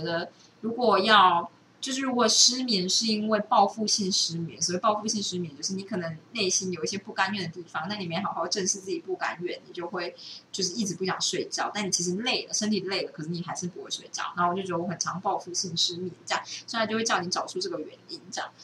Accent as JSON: {"language": "Chinese", "country": "Taiwan", "said": "我们台湾人"}